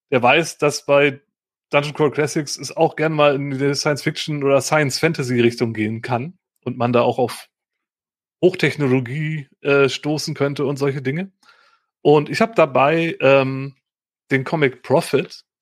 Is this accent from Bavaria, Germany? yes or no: no; Aachen, North Rhine-Westphalia, Germany; ich komme hier aus Aachen, da ist ja auch mit dem Dom und der ganzen Historie.